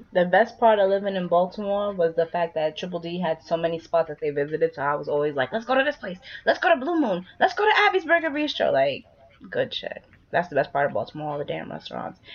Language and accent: English; Trinidad & Tobago; I'm Trinidadian